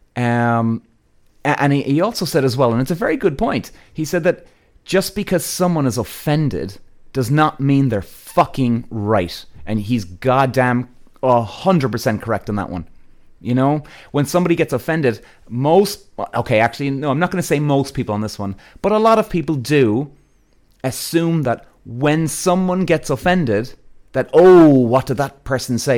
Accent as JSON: {"language": "English", "country": "Ireland", "said": "I'm Irish"}